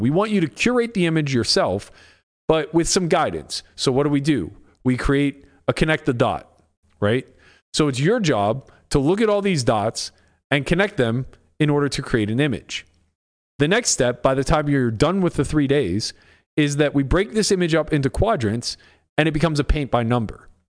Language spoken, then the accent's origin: English; United States; I'm an American